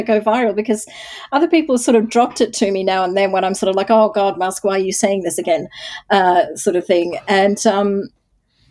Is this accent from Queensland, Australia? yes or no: no; Hobart, Tasmania, Australia; also born or lived in Sri Lanka; I grew up in Tasmania and in Hobart, and in fact in South Hobart